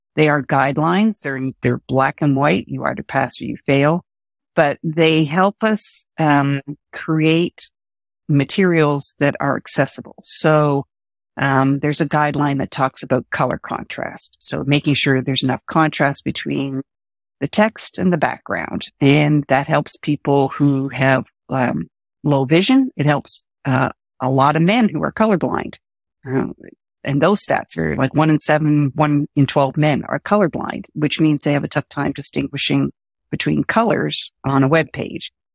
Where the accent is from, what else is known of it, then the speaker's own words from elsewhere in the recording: Canada; I'm Canadian